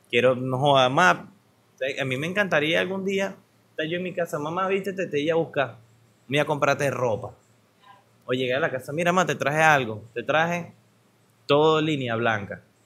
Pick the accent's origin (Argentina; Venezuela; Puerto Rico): Venezuela; como venezolano promedio